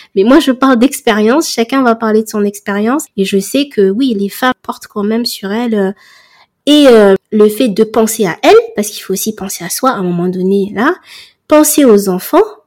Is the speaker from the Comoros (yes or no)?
yes; Comoros; je suis comorienne